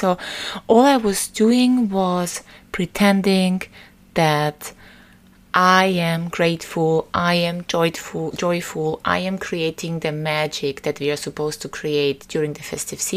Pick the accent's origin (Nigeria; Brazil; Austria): Austria; Vienna; Vienna, my hometown, is especially beautiful